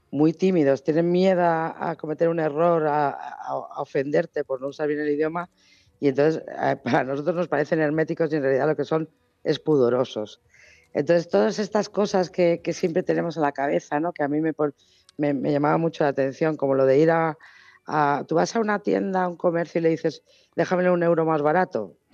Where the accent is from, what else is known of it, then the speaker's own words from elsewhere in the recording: Argentina; en Argentina somos todos gallegos